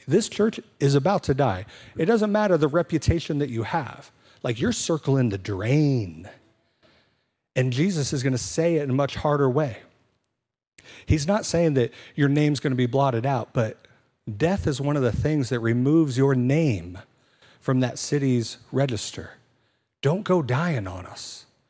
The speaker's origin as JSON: {"language": "English", "country": "United States", "said": "my citizenship as an American"}